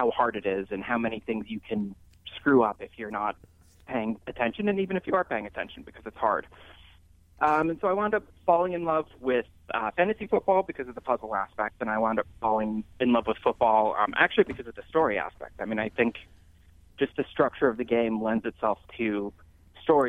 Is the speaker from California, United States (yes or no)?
no; Denver, Colorado, United States; also born or lived in Texas / Florida; now in Chicago, United States; I grew up in Denver